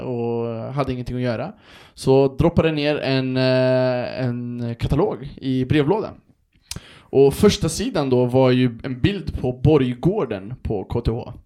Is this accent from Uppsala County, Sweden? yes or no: no; Örebro, Örebro County, Sweden; moved away as an adult; also born or lived in Stockholm; jag är ju från Örebro, Vivalla från början